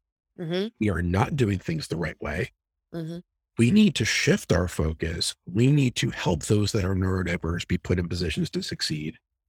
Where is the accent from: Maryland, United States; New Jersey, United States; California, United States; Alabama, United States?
New Jersey, United States; I apologize. I'm from Jersey. I have a bad mouth.